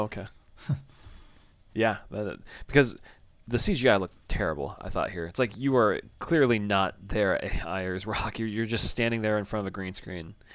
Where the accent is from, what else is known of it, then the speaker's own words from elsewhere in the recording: United States; I'm American